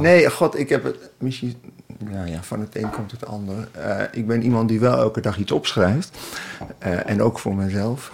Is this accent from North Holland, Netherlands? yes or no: no; Twente, Overijssel, Netherlands; ik, ik kom uit Twente